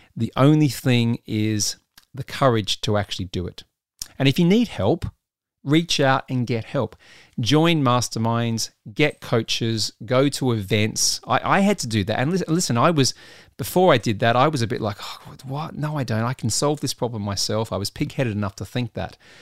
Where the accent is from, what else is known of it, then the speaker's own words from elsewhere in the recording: Adelaide, South Australia, Australia; moved away; my hometown of Adelaide, South Australia